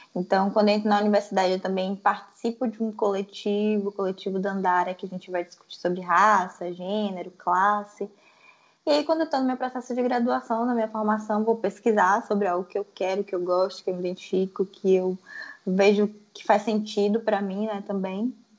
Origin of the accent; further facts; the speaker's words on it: Salvador, Bahia, Brazil; Sou de Salvador, na Bahia.